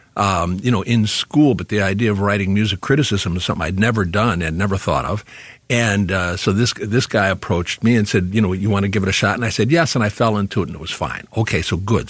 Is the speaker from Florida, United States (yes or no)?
no; Detroit, Michigan, United States; moved away as an adult; also born or lived in New York / Ann Arbor, Michigan; growing up in Detroit, um, it happened to be a great, great time to grow up